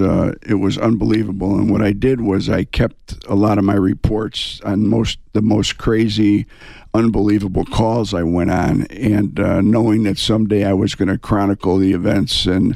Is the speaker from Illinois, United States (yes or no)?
yes; Chicago, Illinois, United States; moved away as an adult; also born or lived in Las Vegas, Nevada; now in Tucson, United States; I grew up in Chicago on the South Side.